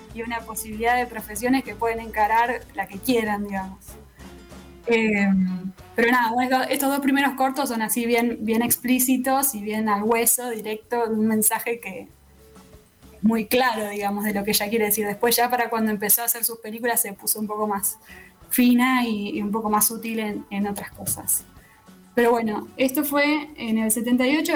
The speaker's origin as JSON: {"language": "Spanish", "town": "Rosario", "region": "Santa Fe", "country": "Argentina", "said": "nos preguntas de dónde somos y somos de Rosario, no te decimos Santa Fe"}